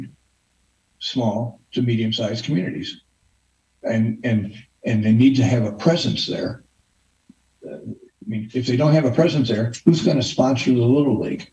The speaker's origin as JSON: {"language": "English", "town": "Bryan", "region": "Ohio", "country": "United States", "said": "I'm from Bryan, Ohio, a town of 8,000 people in Northwest Ohio."}